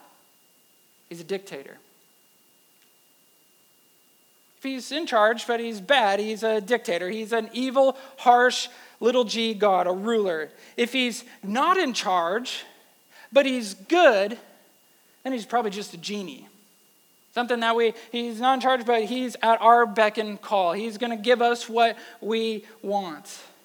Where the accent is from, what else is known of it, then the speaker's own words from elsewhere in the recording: Wisconsin, United States; now in Texas, United States; I'm from Wisconsin